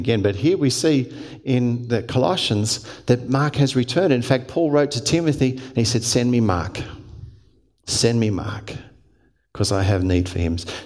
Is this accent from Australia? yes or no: yes; Hurstville, New South Wales, Australia; I grew up in the Salvation Army. And Salvation Army, once a month we'd march into the streets of Hurstville Corps I belonged